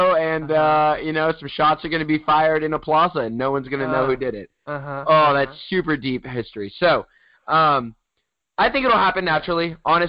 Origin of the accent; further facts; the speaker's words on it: United States; we're American, by the way, if you're questioning.